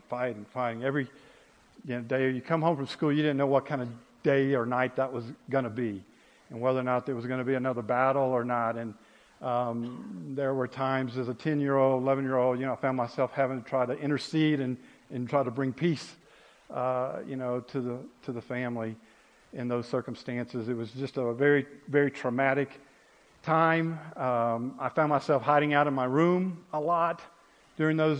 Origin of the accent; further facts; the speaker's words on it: Ocean Springs, Mississippi, United States; also born or lived in Biloxi, Mississippi; I was actually born in Biloxi, Mississippi, and grew up in a town called Ocean Springs, Mississippi, which is actually on the Gulf Coast of Mississippi.